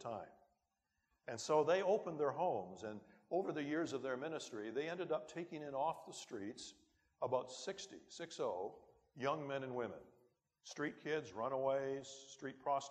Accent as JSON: {"language": "English", "town": "Timmins", "region": "Ontario", "country": "Canada", "tie": "born or raised there", "said": "my hometown of Timmins that it wasn't the end of the world, but you could see it from there."}